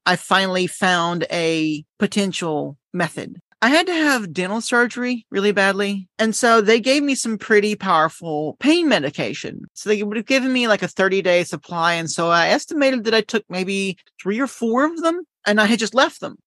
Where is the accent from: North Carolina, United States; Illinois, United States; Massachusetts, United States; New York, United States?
North Carolina, United States; Winston-Salem; now in Yokohama, Japan; I'm from North Carolina